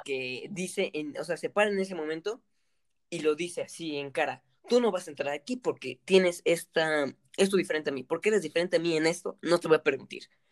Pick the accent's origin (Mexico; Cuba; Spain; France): Mexico; nosotros somos mexicanos.